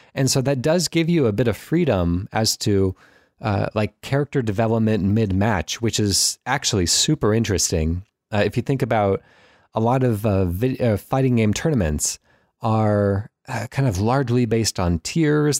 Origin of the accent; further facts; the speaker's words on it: United States; as an American